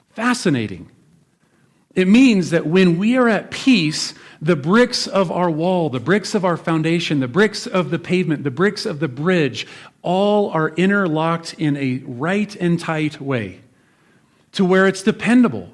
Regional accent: Nebraska, United States; I'm from Nebraska.

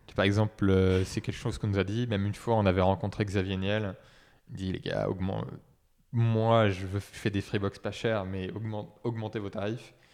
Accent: Saumur, Pays de la Loire, France; moved away as an adult; also born or lived in Brittany; now in Nantes, France; à l'origine, euh, je suis de Saumur, donc à côté d'Angers

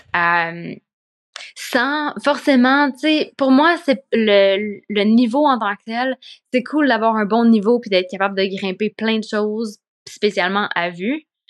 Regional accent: Quebec, Canada; moved away as an adult; also born or lived in Spain; quand je suis partie du Québec

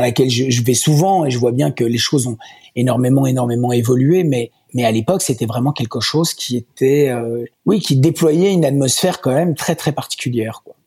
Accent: Walloon Brabant, Wallonia, Belgium; also born or lived in Ardennes; now in Brussels, Belgium; j'ai pas grandi là-bas parce que mes parents n'habitaient pas vraiment Bruxelles. Ils habitaient à, à 20, 20, 30 km de Bruxelles, dans le Brabant wallon, autour de Wavre, Rixensart

